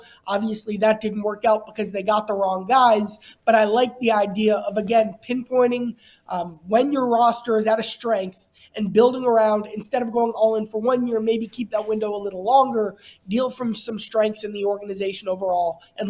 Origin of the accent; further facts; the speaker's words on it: Cincinnati, Ohio, United States; I'm from Cincinnati